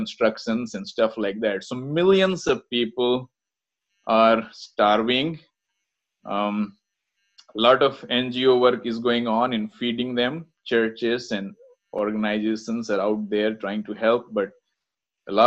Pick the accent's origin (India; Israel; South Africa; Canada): India; I'm from India